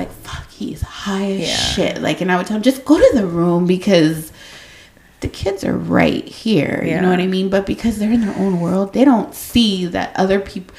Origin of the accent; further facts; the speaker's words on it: San Antonio, Texas, United States; moved away as an adult; also born or lived in Austin, Texas / Buda, Texas; I did not want to come back to San Antonio because back then I was like, I live in Austin and Buda. Like, I left my hometown.